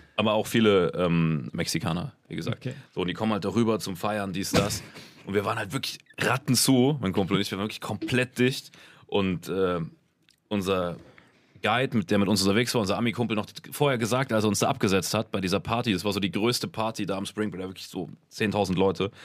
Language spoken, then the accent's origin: German; Germany; ich bin aus Deutschland